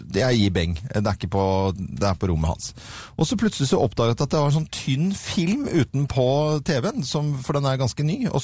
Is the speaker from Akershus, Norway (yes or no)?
no; Sveio, Vestland, Norway; accent: vestlending; Jeg er fra Sveio i Sunnhordland.